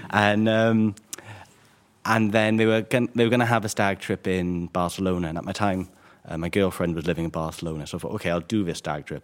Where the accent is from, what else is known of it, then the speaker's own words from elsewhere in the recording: Caerphilly, Wales, United Kingdom; my hometown of Caerphilly in South